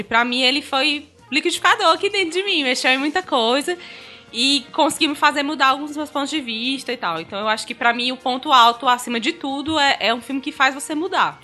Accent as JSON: {"language": "Portuguese", "region": "Northeast Region", "country": "Brazil", "said": "como a gente é nordestino"}